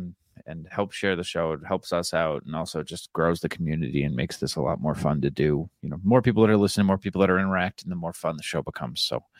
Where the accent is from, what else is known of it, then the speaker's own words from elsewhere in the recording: Manchester, New Hampshire, United States; Manchester, New Hampshire. What part of Boston are you from? Manchester, New Hampshire.